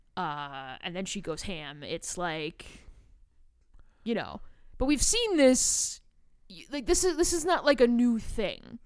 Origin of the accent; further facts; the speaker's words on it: Chicago, Illinois, United States; I'm from Chicago